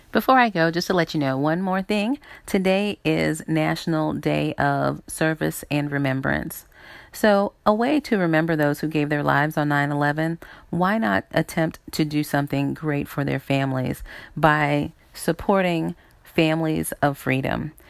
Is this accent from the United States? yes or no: yes; South Carolina, United States; moved away; I grew up in South Carolina